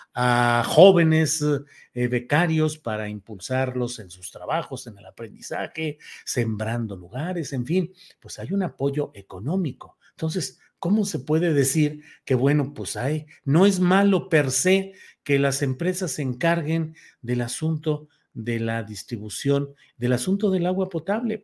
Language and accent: Spanish; Torreón, Coahuila, Mexico; En la laguna de donde soy originario, de Torreón, Coahuila.